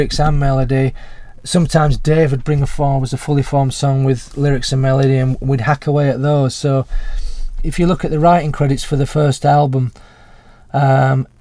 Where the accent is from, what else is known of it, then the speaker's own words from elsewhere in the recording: Huddersfield, Yorkshire and the Humber, United Kingdom; my hometown in Huddersfield